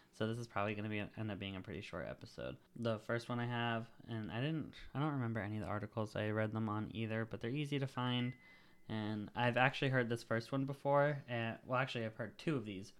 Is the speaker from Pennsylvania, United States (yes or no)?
yes; Punxsutawney, Pennsylvania, United States; also born or lived in Jamestown, New York; now in Jacksonville, North Carolina, United States; So this one is from Punxsutawney, Pennsylvania. That's the town I grew up in.